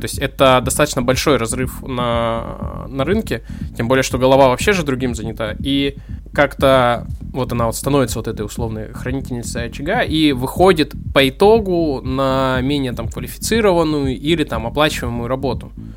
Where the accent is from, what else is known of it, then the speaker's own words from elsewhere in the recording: Arsenyev, Primorsky Krai, Russia; я вырос э, в Арсеньеве